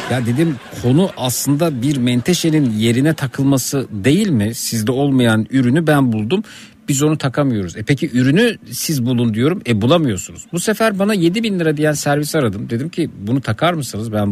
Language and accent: Turkish; Turkey; bir Türk olarak Almanya'ya gidip orada bir otomobil satın aldığımda